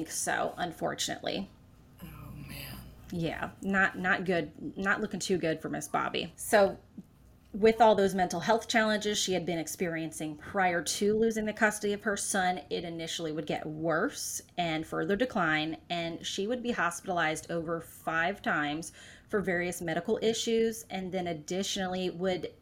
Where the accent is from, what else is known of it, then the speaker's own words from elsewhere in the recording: Florida, United States; moved away as an adult; now in South Carolina, United States; I am from Florida, born and raised until about 22 years old, and then we were transplants into South Carolina